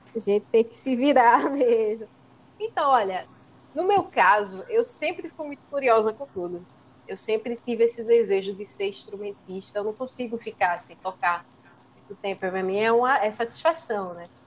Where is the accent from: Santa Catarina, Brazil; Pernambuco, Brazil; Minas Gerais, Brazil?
Pernambuco, Brazil; São Lourenço da Mata; eu sou de São Lourenço, né? E lá em São Lourenço é, não tinha muitos espaços né, para a gente estudar música